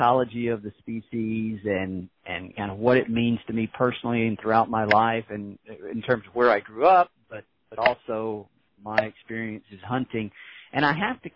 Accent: Mississippi, United States; I grew up in Mississippi

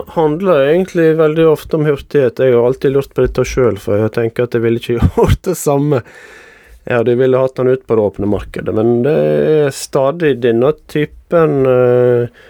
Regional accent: Jølster, Vestland, Norway; moved away as an adult; now in Bergen, Norway; jeg har vokst opp i Jølster i Sogn og Fjordane

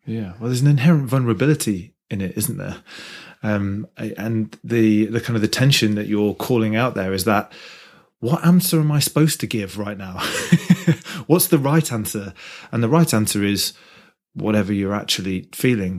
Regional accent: Midlands, United Kingdom; I'm from the Midlands area

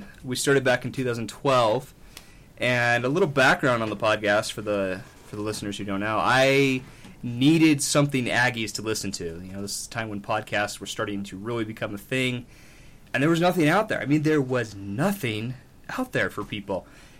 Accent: Smithfield, Utah, United States; I am from here, just north in Smithfield.

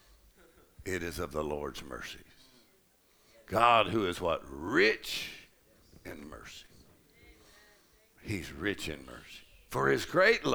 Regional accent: Texas, United States; I'm from Texas

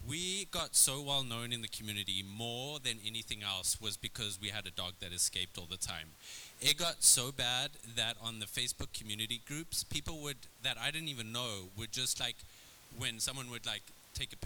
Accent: South Africa; also born or lived in Red Bluff, California; now in California, United States; I would move to a small cowboy town in California growing up in South Africa

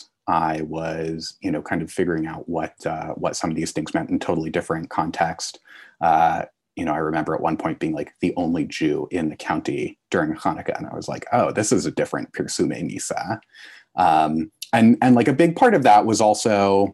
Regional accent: Connecticut, United States; I grew up in Connecticut

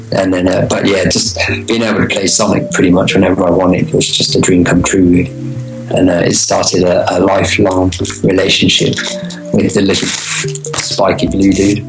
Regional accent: Birmingham, West Midlands, United Kingdom; We grew up in Birmingham.

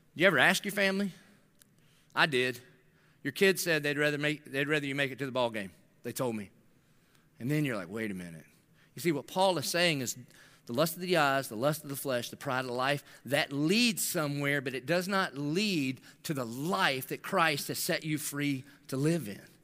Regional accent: the South, United States; I grew up in the South

